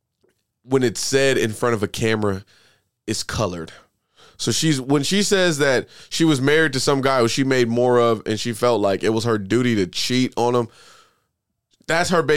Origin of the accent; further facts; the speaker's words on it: Oklahoma, United States; We're from Oklahoma